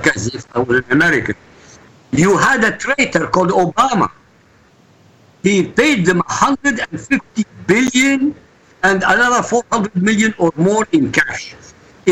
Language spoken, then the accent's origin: English; Iraq; moved away; I come from Iraq